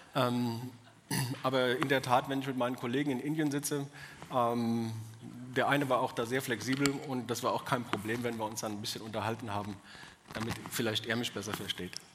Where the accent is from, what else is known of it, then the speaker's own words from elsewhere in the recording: Odenwald, Germany; accent: Odenwälderisch; also born or lived in Bavaria; Ich bin äh, kein bewusster Odenwälder. Ich meine, wo suchst du dir das aus, wo du geboren bist